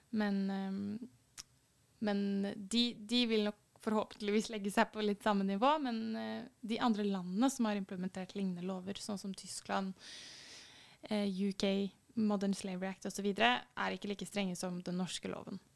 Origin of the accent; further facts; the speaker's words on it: Fredrikstad, Østfold, Norway; jeg kommer jo fra Fredrikstad, som dere kanskje hører